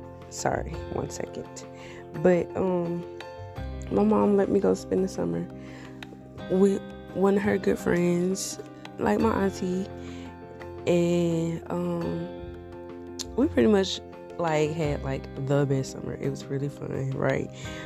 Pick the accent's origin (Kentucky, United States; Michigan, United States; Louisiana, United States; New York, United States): Louisiana, United States; Louisiana is like my home, okay? Like, you can't tell me I'm not from Louisiana. You can't tell me the Saints ain't my favorite team. You can't tell me I'm not, you know, a Louisiana girl.